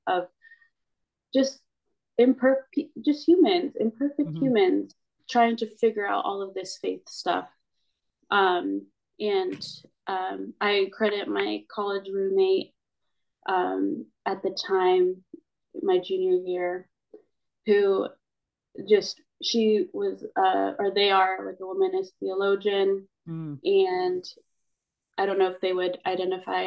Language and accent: English; United States; I am Filipino and I'm a Filipino American as well